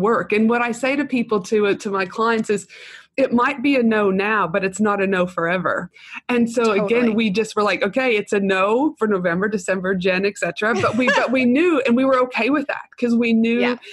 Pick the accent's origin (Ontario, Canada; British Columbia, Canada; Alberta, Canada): Alberta, Canada; moved away; I'm from Alberta initially, which is on the West Coast